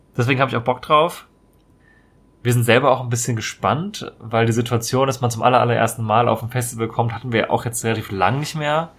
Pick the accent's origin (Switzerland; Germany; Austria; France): Germany; Marburg, Hesse; das ist relativ nahe meiner Heimatstadt eigentlich. In, äh, komme ursprünglich aus Marburg in Hessen.